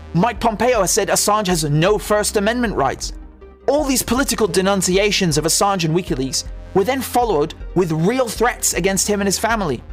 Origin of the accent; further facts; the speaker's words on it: United Kingdom; I'm a British journalist